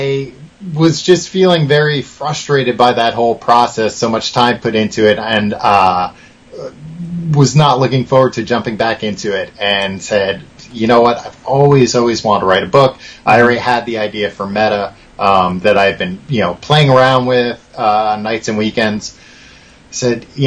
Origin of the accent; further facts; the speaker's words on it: Long Island, New York, United States; I am originally from Long Island. So I'm from about, you know, an hour east of Brooklyn